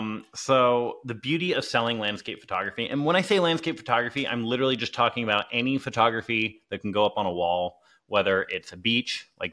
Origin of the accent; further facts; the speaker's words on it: Clearwater, Florida, United States; I got back to my hometown in Clearwater, Florida. It's a little beach, sleepy beach town.